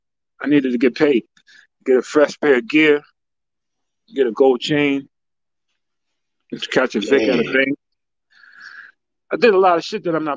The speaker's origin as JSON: {"language": "English", "town": "Yonkers", "region": "New York", "country": "United States", "tie": "born or raised there", "said": "yo, that's my home. Yeah, literally, yeah. And I'm like, yo, I was born and raised on Riverdale Avenue."}